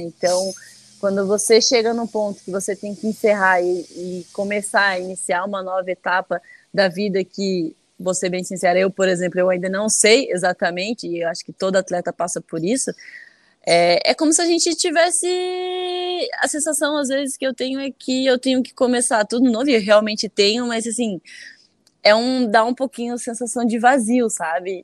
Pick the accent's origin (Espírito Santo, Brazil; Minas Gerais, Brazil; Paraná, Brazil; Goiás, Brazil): Paraná, Brazil; Curitiba; also born or lived in Alagoas / Pernambuco / France; Eu nasci em Alagoas, mas apenas nasci porque eu mora, sempre morei, sempre morei até os sete anos, né? Eu morei em Pernambuco. Então, com sete anos, a gente foi para Curitiba